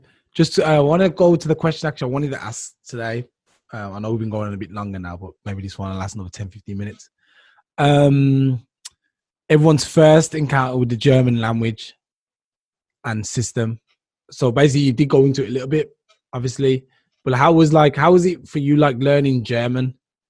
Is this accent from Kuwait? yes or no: no; Jamaica; Jamaican. I'm Jamaican.